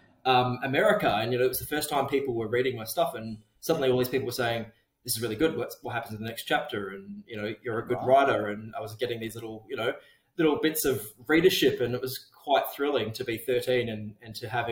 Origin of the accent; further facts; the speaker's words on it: Geraldton, Western Australia, Australia; Growing up in Jero, kind of, it's like this weird middle